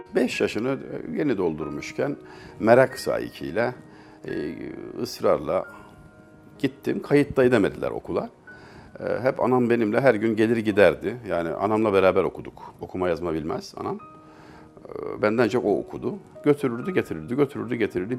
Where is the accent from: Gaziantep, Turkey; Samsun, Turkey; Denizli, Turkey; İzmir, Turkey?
Denizli, Turkey; Çameli; moved away as an adult; also born or lived in Istanbul; now in Ankara, Turkey; 1961 yılında doğduğum hususu tevatürle sabit. Ben bilmiyorum tabi. Şubat ayıymış. Denizli'nin Çameli ilçesi en küçük ilçedir.